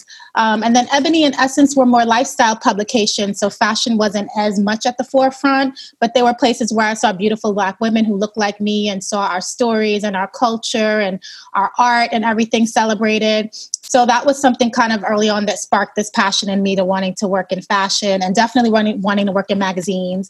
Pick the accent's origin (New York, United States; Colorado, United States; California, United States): New York, United States; New York City; I'm a native New Yorker. I grew up in Brooklyn